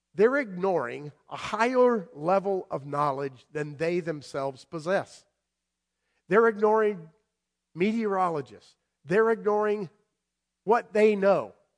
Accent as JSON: {"language": "English", "region": "South Florida", "country": "United States", "tie": "born or raised there", "also_born_or_lived": "Madison, Connecticut / Guilford, Connecticut", "moved": "yes", "said": "I grew up in South Florida, down there where all the storms are coming"}